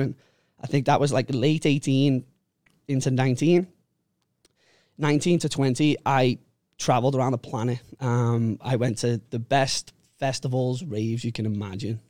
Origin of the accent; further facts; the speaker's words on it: Liverpool, North West England, United Kingdom; moved away as an adult; now in Phuket, Thailand; I grew up in Liverpool, uh, in a place called Walton, Walton and Bootle.